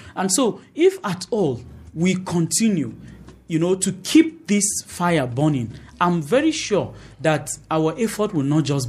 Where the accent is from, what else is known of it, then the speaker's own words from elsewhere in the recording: Kufang, Plateau, Nigeria; I was from Kufang, Miango Road. There were those from Dadinkoa.